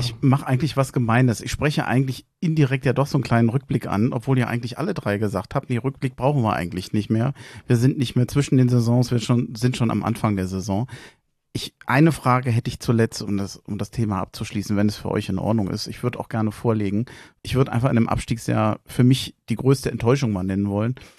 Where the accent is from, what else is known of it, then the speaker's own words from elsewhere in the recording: Berlin, Germany; moved away as an adult; now in Hesse, Germany; In Schöneberg geboren, in Tempelhof aufgewachsen, wohne seit fast 30 Jahren in Hessen